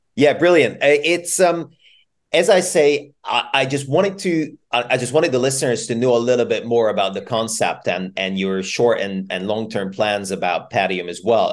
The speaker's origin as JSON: {"language": "English", "country": "Hungary", "moved": "yes", "lives_now": "Bristol, United Kingdom", "said": "I'm I'm from Hungary originally, and I'm and I'm flying home for a few weeks"}